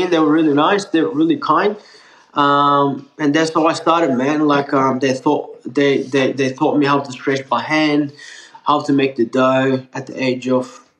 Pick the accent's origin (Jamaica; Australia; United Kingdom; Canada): Australia; Melbourne, Victoria; English is a second language; also born or lived in Turkey; I, I was born in Turkey, born there and pretty much raised in Australia. I came in in Australia, Melbourne, 2004, with my two sisters. Um, and at that time, I was 14, turning 15 years old. Um, didn't know a single word of English